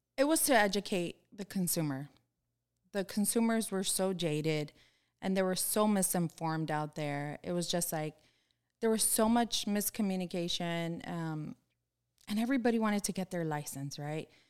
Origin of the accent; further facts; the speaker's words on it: Miami, Florida, United States; I'm born and raised in Florida. I've lived here my whole life